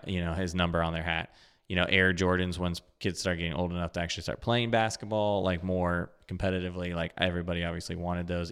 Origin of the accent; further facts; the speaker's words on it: Ohio, United States; I grew up in Ohio